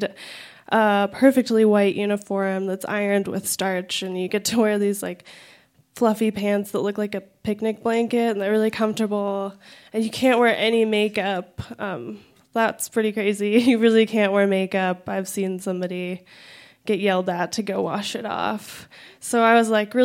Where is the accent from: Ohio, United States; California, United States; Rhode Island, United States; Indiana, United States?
California, United States; San Diego; moved away as an adult; now in Denver, United States; I grew up in San Diego